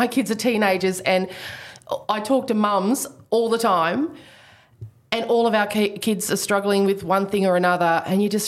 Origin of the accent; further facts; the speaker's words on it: Queensland, Australia; I'm a Queenslander